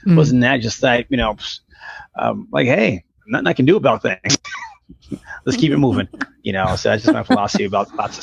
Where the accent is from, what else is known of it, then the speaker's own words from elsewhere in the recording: New York City, New York, United States; Growing up in New York City